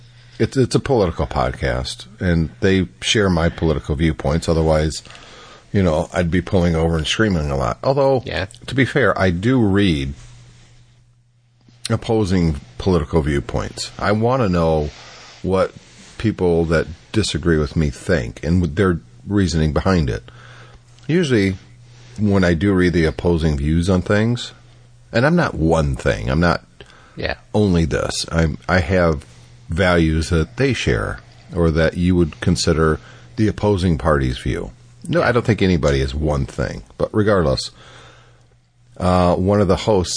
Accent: United States; I am an American

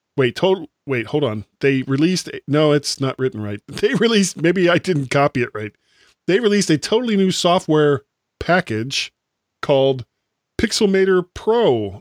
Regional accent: United States; I'm an American

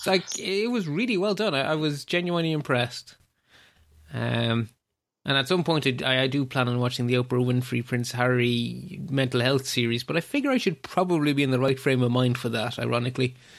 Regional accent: Ireland; as an Irish person

